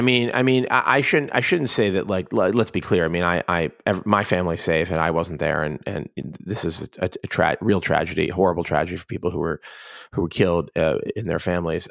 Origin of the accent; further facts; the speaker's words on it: Pittsburgh, Pennsylvania, United States; moved away; it's my hometown. It's literally not just my hometown, but my neighborhood